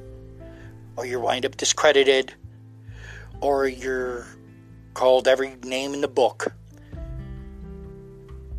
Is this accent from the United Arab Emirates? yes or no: no; United States; I'm just speaking as an American